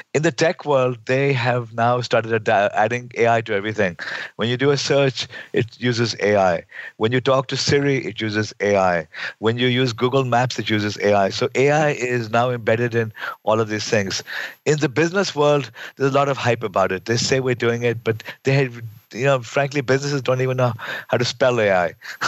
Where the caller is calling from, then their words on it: California, United States; I'm calling in from Silicon Valley. I'm now at Carnegie Mellon University in Silicon Valley.